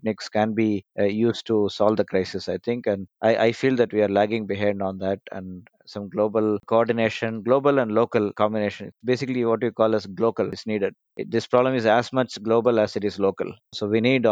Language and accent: English; India; I'm from India